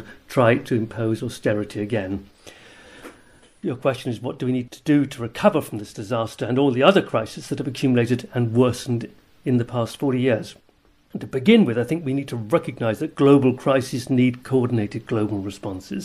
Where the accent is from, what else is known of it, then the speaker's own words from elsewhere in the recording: Jersey; I'm from Jersey in the Channel Islands